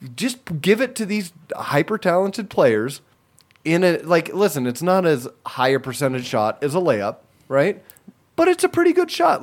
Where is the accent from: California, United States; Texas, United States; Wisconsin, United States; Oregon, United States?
California, United States; I'm from California.